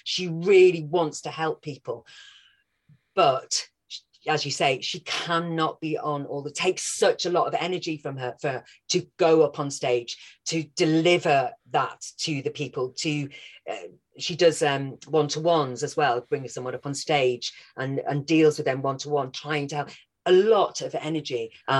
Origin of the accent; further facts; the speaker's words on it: Wales, United Kingdom; now in London, United Kingdom; when I first moved from Wales down to London, especially before I'd had, you know, a lot of my accent, I'm still there, but before I'd had a lot of it knocked out of me by drama school, then everyone thought I was a Scouse. So yeah, that's where I grew up, North Wales.